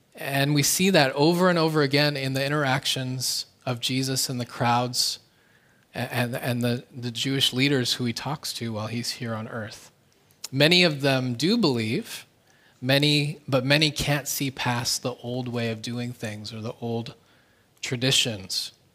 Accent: Canada; now in South Korea; my home country, Canada

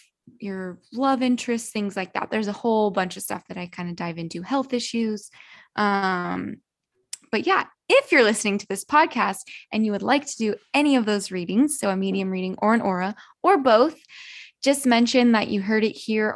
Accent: California, United States; I'm from California

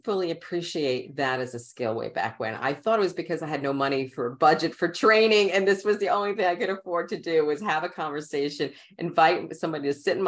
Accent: New York City, New York, United States; accent: Queens; also born or lived in Brooklyn; I am born in Brooklyn and raised in Queens

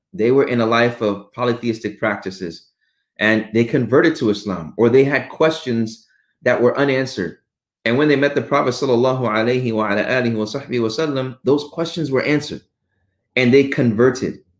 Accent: Houston, Texas, United States; also born or lived in Arlington, Texas; I was born in Arlington, but only stayed in Arlington for about a year, and then raised in Houston my whole

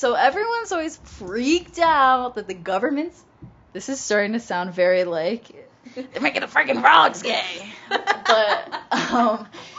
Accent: East Hampton, United States; I'm from East Hampton

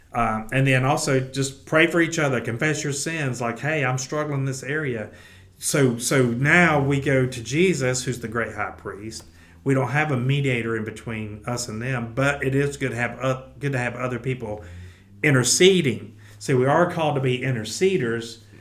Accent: the South, United States; we're from the South

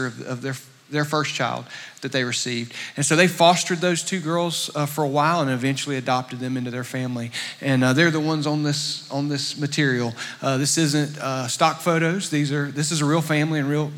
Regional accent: Statesboro, Georgia, United States; moved away as an adult; I'm originally from Statesboro, grew up here, graduated from Southeast Bullock

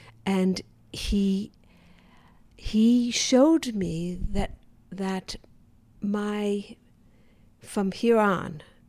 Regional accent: the American South, United States; born there; Why would I be born in the American South? I had to go back to the previous life to understand why I was born in the American South.

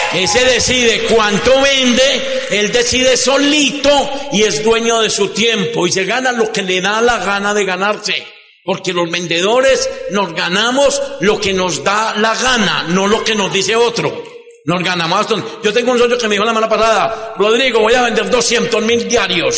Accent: Medellín, Antioquia, Colombia; vine a contar desde Medellín. En el año de 1900, bueno, yo nací en una casa, en una familia un poco compleja

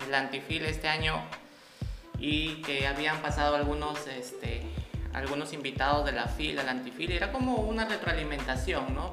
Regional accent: Peru; como ciudadanos, como peruanos que somos

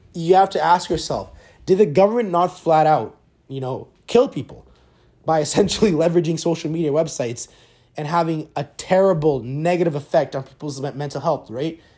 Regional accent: Canada; Being a Canadian

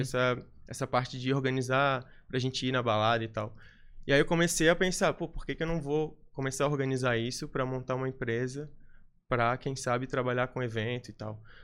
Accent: Florianópolis, Santa Catarina, Brazil; accent: manezinho; sou, sou de Floripa mesmo, sou manezinho da ilha

